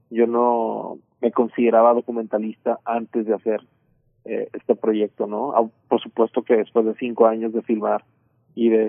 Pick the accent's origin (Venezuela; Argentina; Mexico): Mexico; Culiacán, Sinaloa; posicionando ciertos temas que me preocupan como mexicano, como sinaloense, como culiacanense